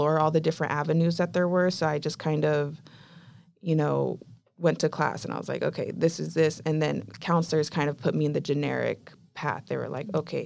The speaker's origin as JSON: {"language": "English", "town": "Chula Vista", "region": "California", "country": "United States", "tie": "born or raised there", "said": "I was raised in Chula Vista, which is near the border"}